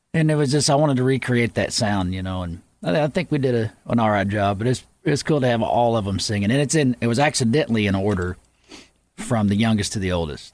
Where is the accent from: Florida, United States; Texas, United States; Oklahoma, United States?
Oklahoma, United States; Yukon; moved away; I moved away from Yukon, Oklahoma and I came back